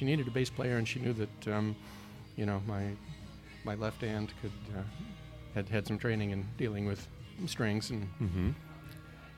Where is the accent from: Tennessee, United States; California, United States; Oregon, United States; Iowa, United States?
Iowa, United States; Iowa City; I was born in Iowa City from a long line of Norwegian farmers